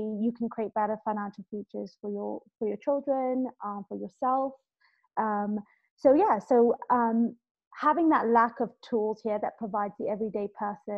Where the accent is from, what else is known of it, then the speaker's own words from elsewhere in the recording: Kenya; also born or lived in London; I'm originally Kenyan, born and raised here, and I went off to London to study.